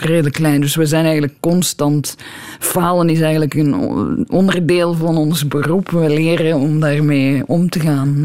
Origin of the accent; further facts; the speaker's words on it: Belgium; moved away as an adult; also born or lived in Brussels; now in Tucson, United States; als Belg